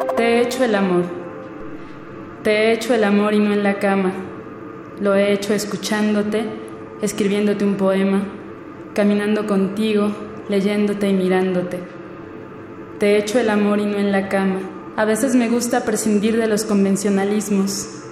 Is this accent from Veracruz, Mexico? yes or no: no; Naucalpan de Juárez, State of Mexico, Mexico; now in Mexico City, Mexico; nací en el Estado de México, en Aucalpan de Juárez, pero actualmente radico en la Ciudad de México